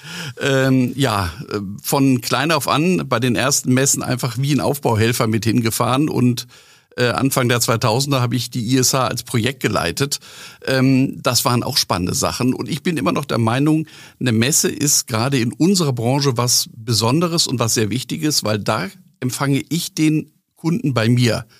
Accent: Northern Germany, Germany; Als Norddeutscher

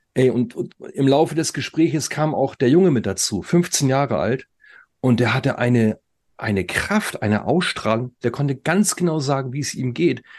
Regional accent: Germany; bei uns in Deutschland

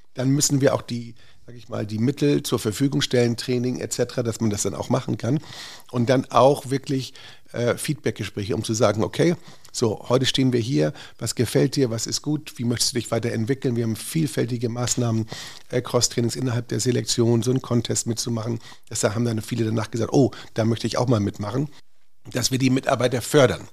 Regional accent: Northern Germany, Germany; now in Hamburg, Germany; als Norddeutscher

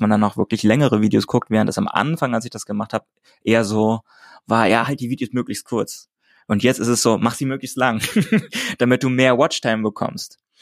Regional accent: Hamburg, Germany; ich in Hamburg, also meiner Heimatstadt

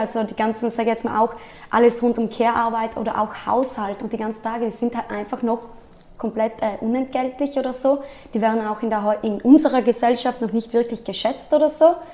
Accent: South Tyrol, Trentino-Alto Adige, Italy; also born or lived in Innsbruck; ich komme aus Südtirol, bin 28 Jahre alt

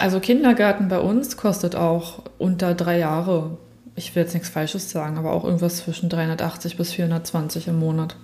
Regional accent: Berlin, Germany; now in Southern Germany, Germany; als in Süddeutschland Lebende, die eigentlich aus Berlin auch kommt

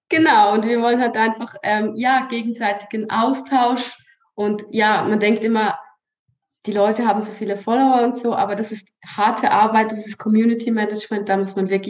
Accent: Switzerland; accent: Swiss German; ja aus der Schweiz {S1} ich habe immer gesagt, ich kann nie eine Story sprechen, weil ich kann ja nicht Hochdeutsch richtig. Ich spreche ja Schweizerdeutsch.

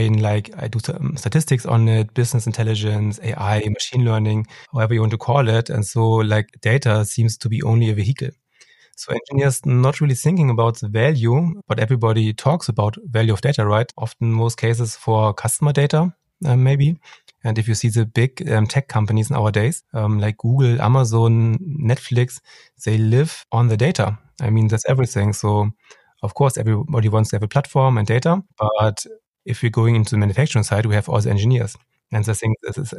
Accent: Hamburg, Germany; I come from Hamburg

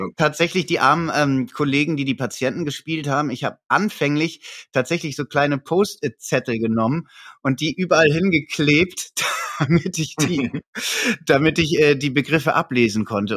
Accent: Hamburg, Germany; bei uns in Hamburg

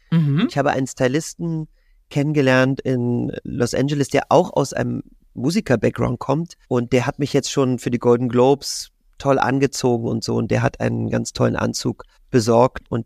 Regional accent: Magdeburg, Saxony-Anhalt, Germany; Und ich habe den Traum, mal einen Tag lang Straßenbahn zu fahren in meiner Heimatstadt in Magdeburg als Straßenbahnfahrer.

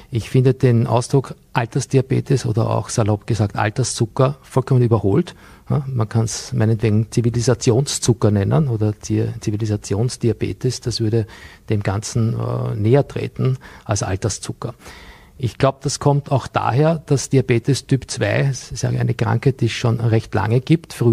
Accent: Bregenz, Vorarlberg, Austria; Vor vielen Jahren ging ich hier in Bregenz zur Schule, auch wenn man das an meinem Dialekt nicht mehr hören kann.

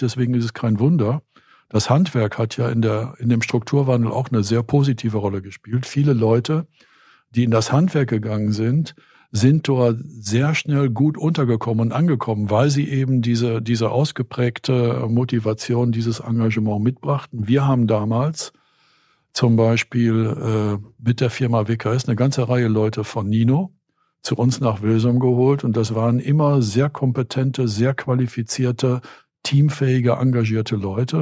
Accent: Steinfurt, North Rhine-Westphalia, Germany; moved away; also born or lived in Grafschaft Bentheim; Ich bin ja gebürtiger Steinfurter

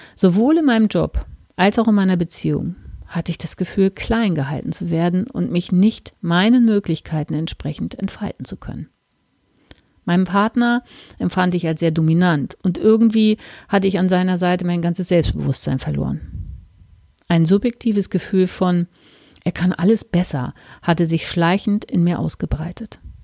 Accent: Hamburg, Germany; moved away; also born or lived in Hesse; in meiner alten Heimat im Norden Deutschlands

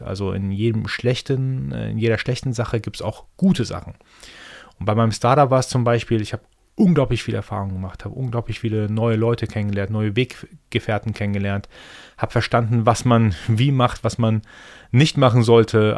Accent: Iran; first language Persian; German is a second language; moved away; Ich bin gebürtiger Perser, gebürtiger Iraner

